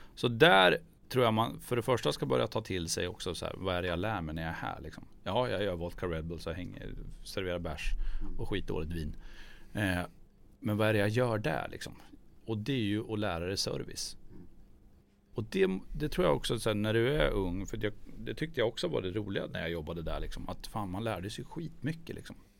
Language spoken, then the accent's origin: Swedish; Gällö, Jämtland, Sweden; där jag kommer ifrån i Gällö